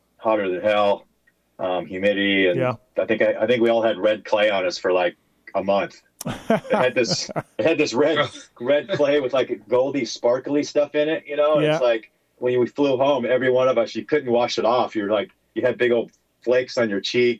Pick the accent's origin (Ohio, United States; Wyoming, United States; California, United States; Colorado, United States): California, United States; Southern; I grew up in Southern California, mm-hmm. right? Carlsbad